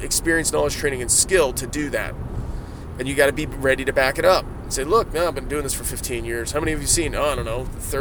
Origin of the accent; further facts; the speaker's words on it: Ohio, United States; I said deers. I'm from Ohio. I get to say deers